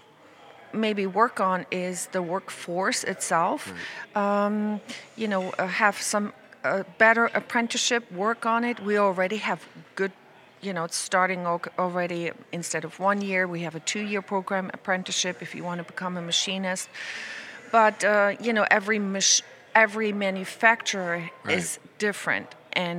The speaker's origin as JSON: {"language": "English", "country": "Germany", "also_born_or_lived": "New York, United States", "moved": "as an adult", "lives_now": "Daytona Beach, United States", "said": "originally I'm from Germany. I met my husband on vacation, and I came here in 1989 to United States"}